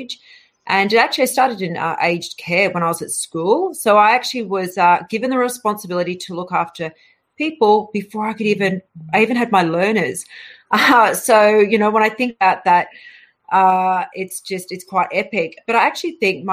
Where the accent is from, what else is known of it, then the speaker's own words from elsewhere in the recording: Australia; moved away as an adult; also born or lived in London, United Kingdom; I left, you know, Australia in 2002, and I travelled to the UK